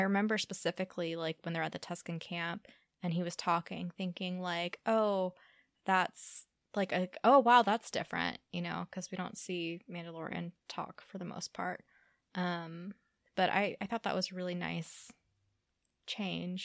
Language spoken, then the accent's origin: English; Louisiana, United States; born or raised there